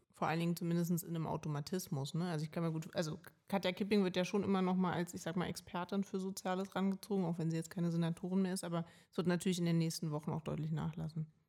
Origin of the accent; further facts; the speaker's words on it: Berlin, Germany; Ich bin halt Berlinerin